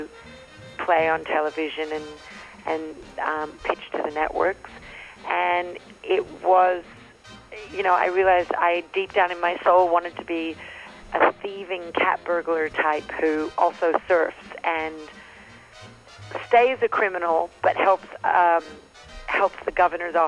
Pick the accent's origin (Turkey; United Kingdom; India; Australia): Australia; I'm Australian